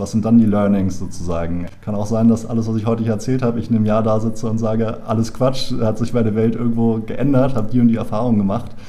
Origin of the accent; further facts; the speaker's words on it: Berlin, Germany; also born or lived in Ireland; ich komme aus Berlin, bin hier geboren